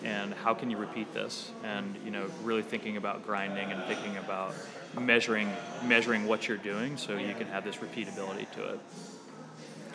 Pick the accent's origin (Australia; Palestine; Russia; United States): United States; Lincoln, Nebraska; also born or lived in Omaha, Nebraska; I grew up in Lincoln, in Nebraska